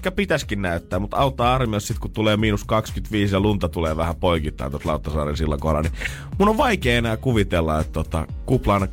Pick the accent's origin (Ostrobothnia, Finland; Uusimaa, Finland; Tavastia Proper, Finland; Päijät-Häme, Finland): Ostrobothnia, Finland; Silloin kun minä kasvoin Pohjanmaalla, niin siellä ei mitään kahta hupparia käytetty päällekkäin.